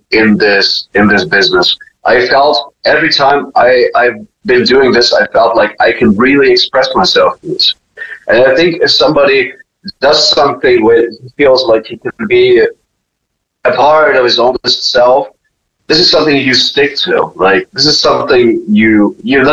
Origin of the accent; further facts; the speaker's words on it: Germany; moved away; when I was raised in Germany